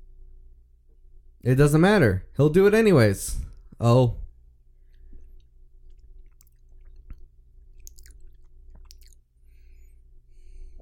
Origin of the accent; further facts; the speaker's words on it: the South, United States; we grew up in the South